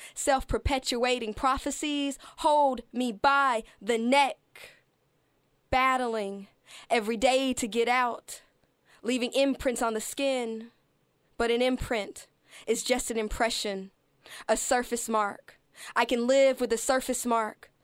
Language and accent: English; Alabama, United States; also born or lived in Arizona / Colorado; now in Melbourne, Australia; I grew up in Alabama